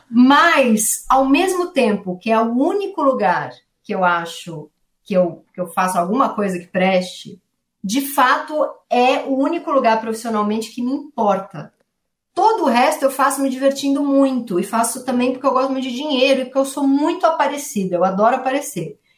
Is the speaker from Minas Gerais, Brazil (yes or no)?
no; São Paulo, Brazil; Eu venho da Zona Leste de São Paulo, nasci numa família que não tinha muito livro na minha casa, não sou filha de intelectuais, não sou filha de ninguém é, artista, nasci no Tatuapé